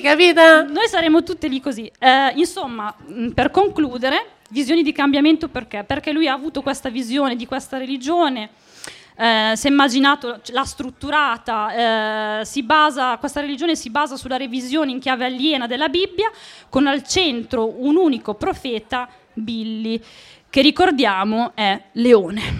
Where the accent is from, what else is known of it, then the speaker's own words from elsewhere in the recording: Monticelli, Italy; sono di Monticelli